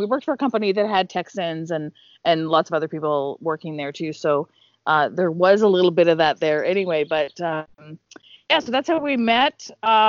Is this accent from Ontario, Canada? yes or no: yes; Ontario, Canada; moved away as an adult; also born or lived in Sudbury, Ontario; now in Calgary, Canada; I am a Canadian born in sort of central Canada, in Ontario area, now living in Calgary, which is the Great West, near Banff, the Rockies